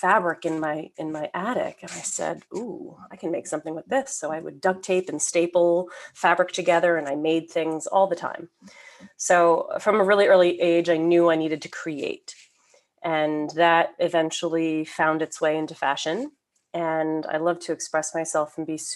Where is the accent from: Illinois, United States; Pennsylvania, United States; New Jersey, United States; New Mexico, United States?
New Jersey, United States; suburban Northeast; I grew up in suburban Northeast New Jersey, so about 40 minutes outside of Manhattan